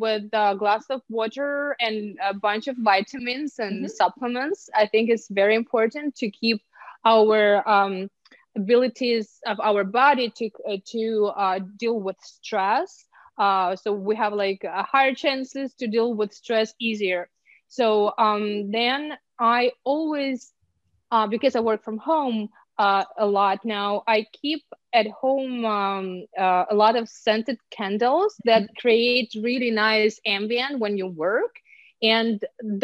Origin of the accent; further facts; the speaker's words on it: Ukraine; English is a second language; moved away as an adult; also born or lived in Hollywood, California, United States; now in California, United States; I'm from Ukraine. I get used to a lot of snow